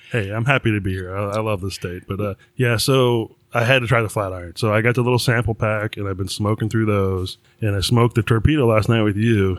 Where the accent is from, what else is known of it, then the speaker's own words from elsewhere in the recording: New York, United States; I grew up in New York